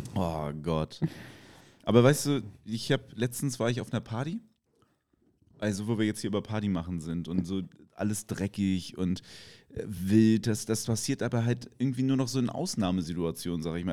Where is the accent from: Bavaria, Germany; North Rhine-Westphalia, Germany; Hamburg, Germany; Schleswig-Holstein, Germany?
Schleswig-Holstein, Germany; Kiel; ich komme aus Kiel